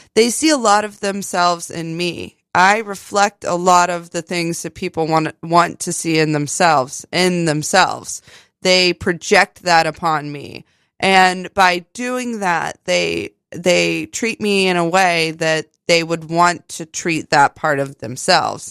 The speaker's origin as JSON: {"language": "English", "region": "West Virginia", "country": "United States", "tie": "born or raised there", "moved": "yes", "said": "growing up in West Virginia"}